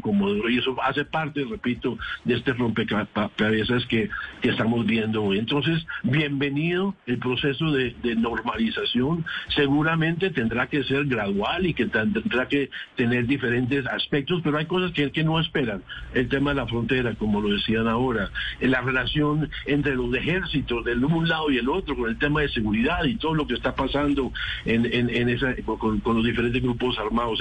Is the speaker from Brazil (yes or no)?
no; Colombia; como colombiano